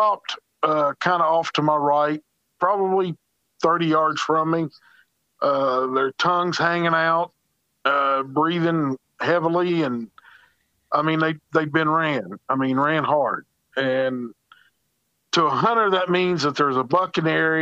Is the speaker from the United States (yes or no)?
yes; Charleston, West Virginia, United States; I'm from the Charleston, West Virginia area